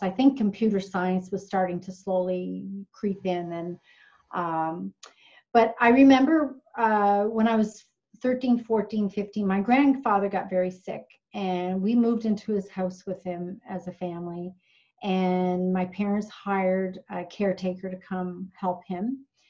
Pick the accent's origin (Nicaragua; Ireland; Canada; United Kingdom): Canada; Newfoundland and Labrador; moved away; I grew up in Newfoundland, we would have education week